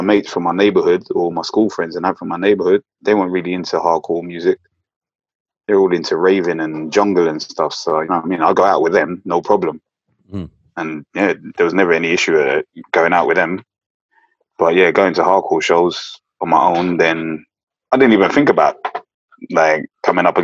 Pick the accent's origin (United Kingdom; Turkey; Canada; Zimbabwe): United Kingdom; London; I was born in London.